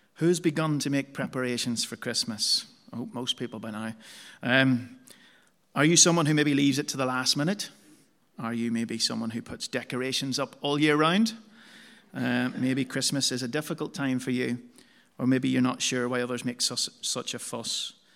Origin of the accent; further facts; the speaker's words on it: Omaha, Nebraska, United States; now in England, United Kingdom; my hometown of Omaha.